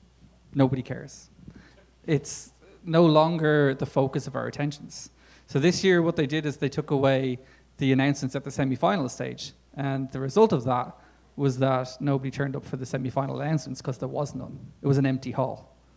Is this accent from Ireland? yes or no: yes; Dublin, Leinster, Ireland; the World of Coffee came to Dublin, my hometown.